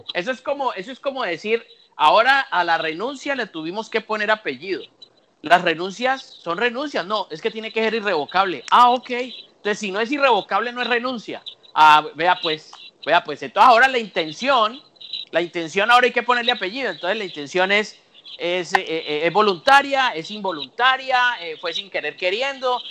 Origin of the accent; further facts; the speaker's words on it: Colombia; mi país, de Colombia